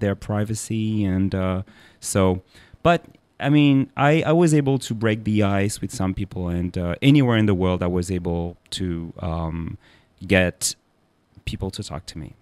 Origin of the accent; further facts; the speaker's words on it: Paris, Île-de-France, France; I'm a Parisian and I was born in Paris and grew up there